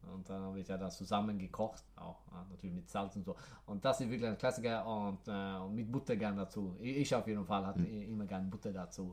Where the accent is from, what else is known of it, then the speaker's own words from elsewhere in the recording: near Gothenburg, Västra Götaland, Sweden; German is a second language; now in Stockholm, Sweden; Ich bin ja in der Nähe von Göteborg aufgewachsen